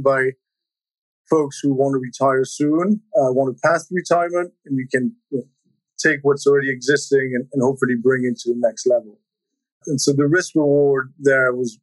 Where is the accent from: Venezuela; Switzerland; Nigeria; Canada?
Switzerland; moved away as an adult; now in United States; I grew up in Switzerland, came to the U.S. for college